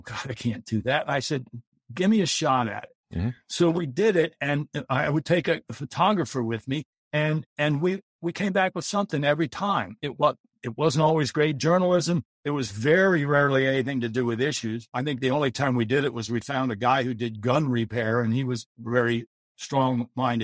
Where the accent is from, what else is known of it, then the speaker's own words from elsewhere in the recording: Baltimore, Maryland, United States; When I grew up in Baltimore, my mom and dad moved down there to get married.